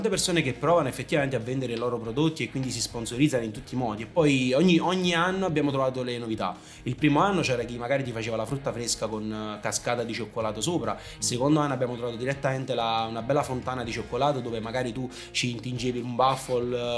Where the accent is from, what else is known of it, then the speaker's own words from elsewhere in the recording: Naples, Campania, Italy; siamo napoletani